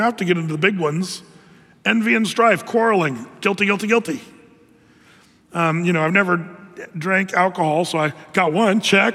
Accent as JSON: {"language": "English", "town": "Ashland", "country": "United States", "tie": "born or raised there", "said": "growing up in Ashland, going to school down there"}